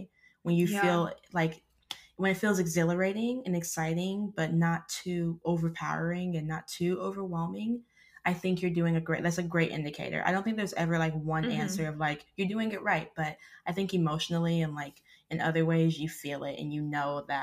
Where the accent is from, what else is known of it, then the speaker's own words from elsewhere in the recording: Arkansas, United States; I grew up in Arkansas